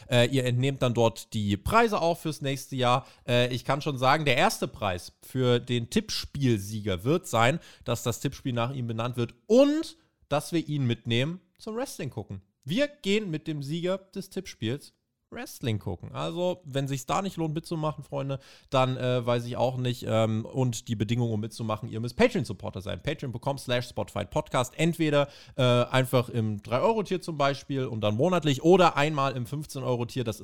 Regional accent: New York, United States; sondern nächste Woche in meiner Heimat in New York.

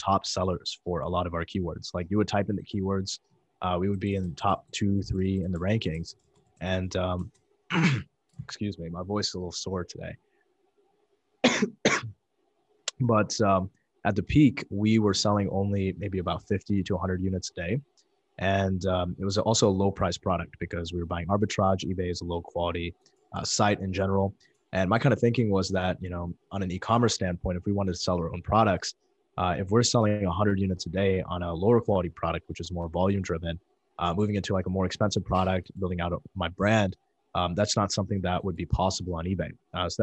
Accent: Chesterton, Indiana, United States; I grew up in Chesterton, Indiana

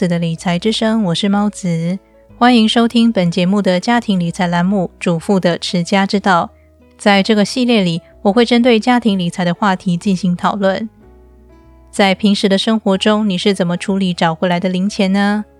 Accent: Taiwan; moved away as an adult; now in Turkey; 收听我节目一阵子的你可能知道，我是从台湾嫁到土耳其来，在土耳其的生活，我几乎都是用信用卡付账

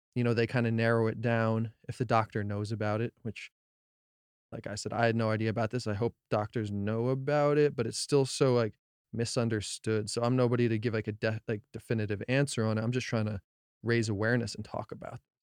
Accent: New Jersey, United States; also born or lived in Colorado; I'm from Jersey. I was born in Colorado, so love Colorado too, but spent a lotta time in New Jersey

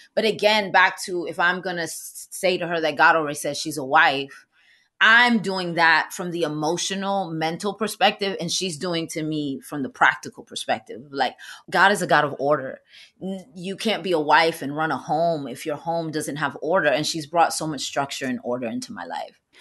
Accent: New York City, New York, United States; I'm from the Bronx

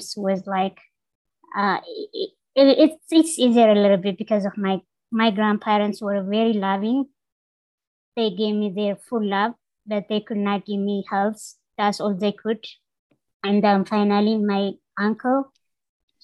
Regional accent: Belesa, Amhara, Ethiopia; moved away; I was born in Ethiopia rural area. It's called Belesa in northern part of Ethiopia

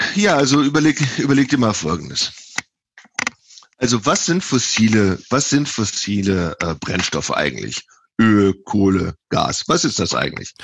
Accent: Viersen, North Rhine-Westphalia, Germany; moved away as an adult; also born or lived in Texas / California; now in Davis, United States; ursprünglich komme ich aus Viersen im Niederrhein, ähm, habe da 27 Jahre gelebt

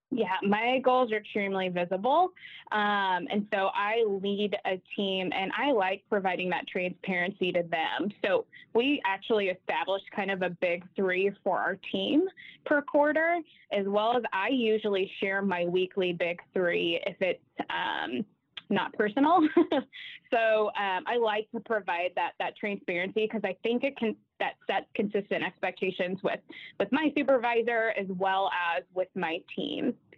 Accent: Nashville, Tennessee, United States; moved away as an adult; now in Kansas City, United States; Born and raised in Nashville, but been in Kansas City for about seven years

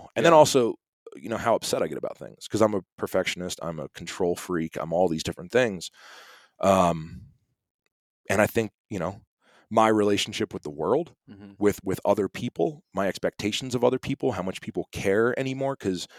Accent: East Coast, United States; now in Montana, United States; I'm from the East Coast.

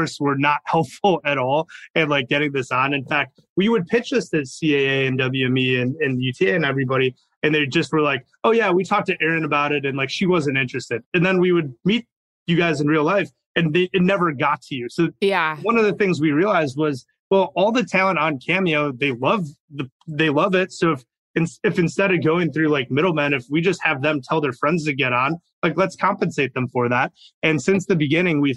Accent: Chicago, Illinois, United States; I grew up in Chicago

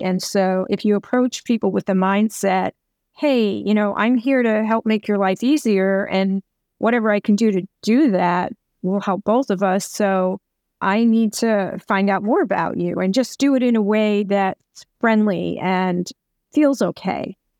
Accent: New York, United States; I'm from New York

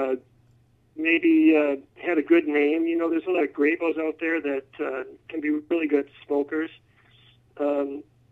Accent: Minnesota, United States; also born or lived in Bavarian Alps, Germany; Well, I'm from Minnesota. Pretty much most of my whole life was spent in the Twin Cities, either in the suburbs of Minneapolis or the suburbs of St. Paul

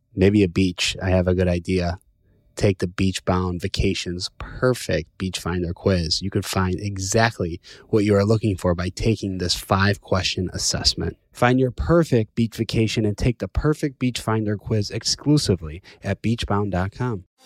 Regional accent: Chicago, Illinois, United States; I'm from Chicago

